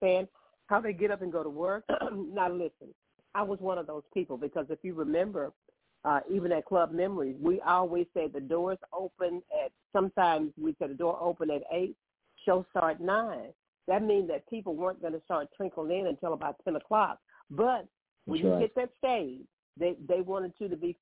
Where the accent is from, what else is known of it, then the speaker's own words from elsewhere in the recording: Columbus, Mississippi, United States; moved away; in my hometown. Because that's Columbus, Mississippi